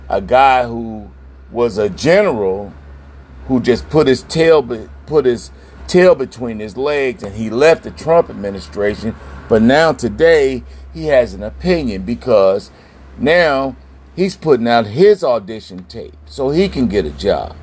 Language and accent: English; New Jersey, United States; I'm from New Jersey